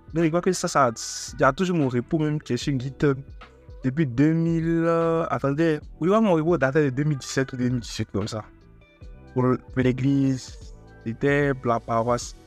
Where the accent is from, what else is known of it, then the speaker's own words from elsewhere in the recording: Togo; je suis togolais